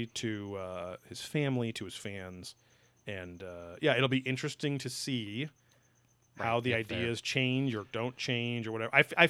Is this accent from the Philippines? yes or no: yes; Philippines; I'm Filipino.